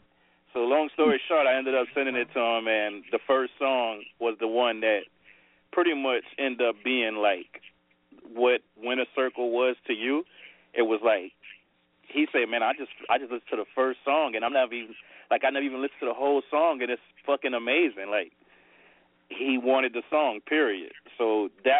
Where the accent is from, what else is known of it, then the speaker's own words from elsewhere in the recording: Louisiana, United States; also born or lived in New York; I'm from Louisiana